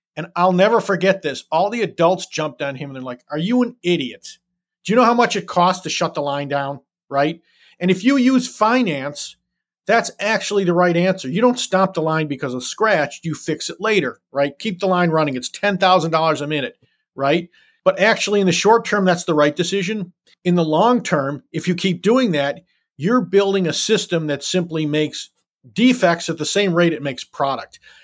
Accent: Detroit, Michigan, United States; I was born and raised in the city of Detroit

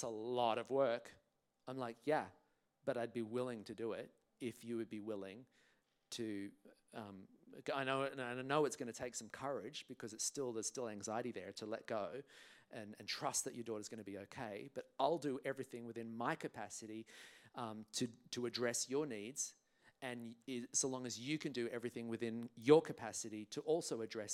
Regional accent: England, United Kingdom; now in Australia; I was traveling on a British passport because I was born in England

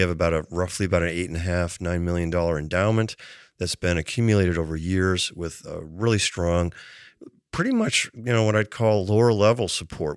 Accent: Cattaraugus County, Western New York, United States; moved away as an adult; also born or lived in Caroline County, Maryland; now in Maryland, United States; I grew up in Western New York, um, after my, uh, parents had spent some time moving around. So, you know, both elementary and high school, went to a small rural high school

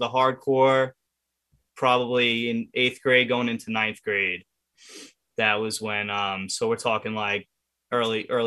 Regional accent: Merrick, New York, United States; I grew up in Merrick. I'm from Long Island.

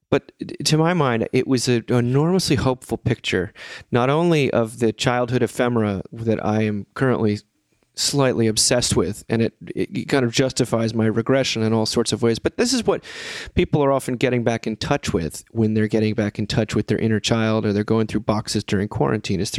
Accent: Ohio, United States; the Chagrin Hall, Falls Hall of Fame back in my hometown of Ohio.

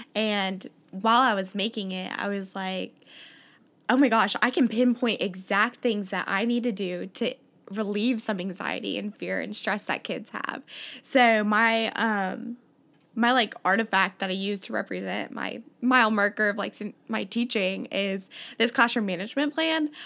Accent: Columbia, Missouri, United States; I'm from Columbia, Missouri

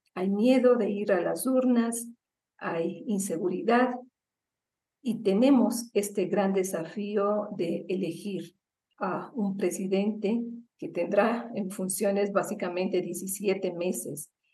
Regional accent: Ecuador; nos hemos planteado como ecuatorianos

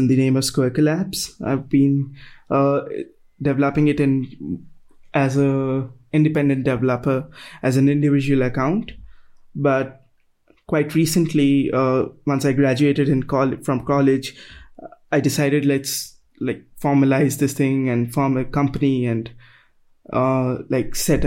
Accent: New Delhi, Delhi, India; So I'm from New Delhi, that's in India

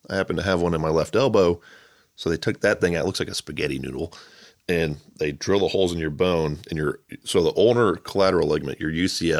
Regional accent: Charlotte, North Carolina, United States; born there; So I was born in Charlotte, North Carolina, which has a badass mural scene.

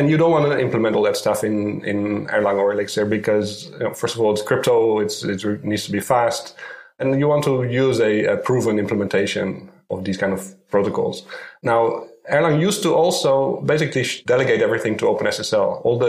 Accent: Netherlands; now in Tel Aviv, Israel; Okay, I live in Tel Aviv, Israel. I'm not a local, actually. I came here from the Netherlands.

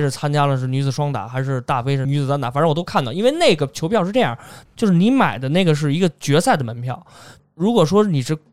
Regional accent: China; 作为一个中国人啊

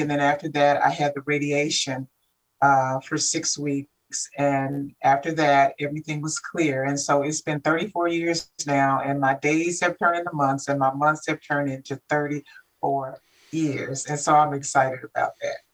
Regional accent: Kansas City, Missouri, United States; moved away; I'm from Kansas City, Missouri.

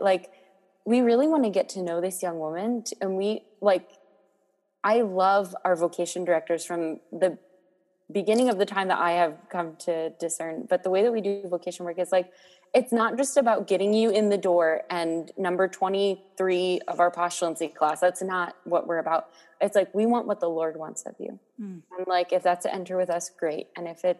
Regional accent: Maryland, United States; moved away as an adult; now in Boston, United States; I grew up in Maryland, about an hour north

